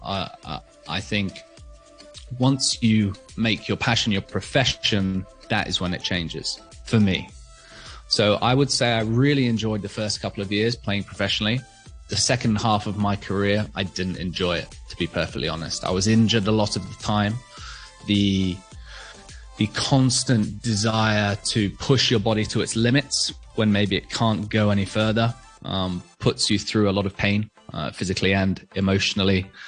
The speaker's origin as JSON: {"language": "English", "country": "Hong Kong", "tie": "born or raised there"}